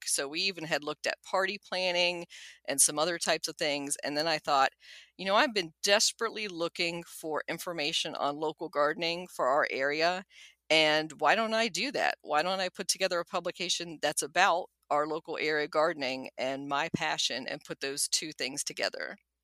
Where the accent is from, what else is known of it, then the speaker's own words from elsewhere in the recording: Washington, District of Columbia, United States; also born or lived in Nuremberg, Germany / College Park, Maryland; We came to the United States when I was a preschooler, where I quickly learned English, and my only sibling, a younger brother, was born at Fort Belvoir in Fairfax County, Virginia. And we mainly stayed in the D C area ever since